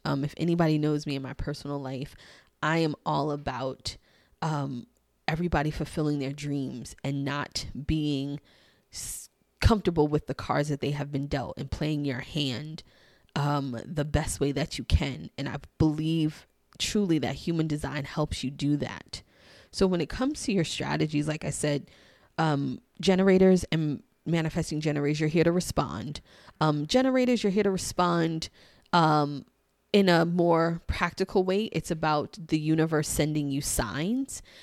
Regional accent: New York City, New York, United States; I'm from New York. I'm from Queens, Queens in the house

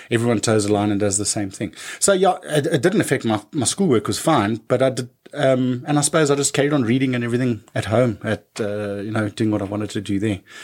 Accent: Johannesburg, Gauteng, South Africa; I was born in Joburg, Joburg

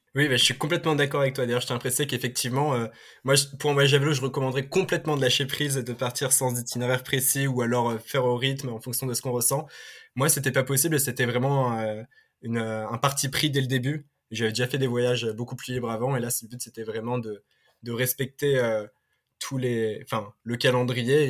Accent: Paris, Île-de-France, France; je suis parisien, je suis euh, né à Paris, j'ai grandi

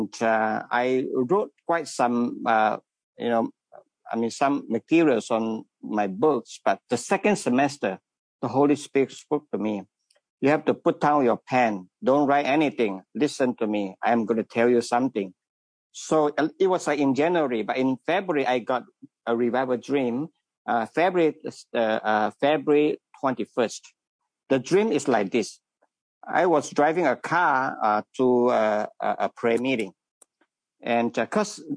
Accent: Malaysia; moved away as an adult; now in Wilmore, Kentucky, United States; I am from Malaysia.

